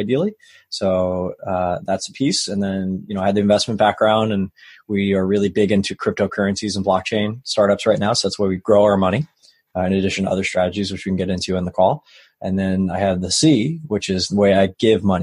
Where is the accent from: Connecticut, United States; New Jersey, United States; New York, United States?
New York, United States; Long Island; So I grew up in New York. on Long Island